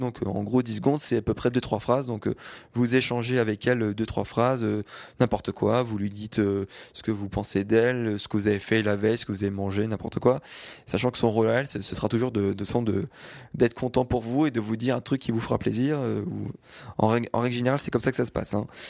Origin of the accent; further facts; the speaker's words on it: France; je viens de France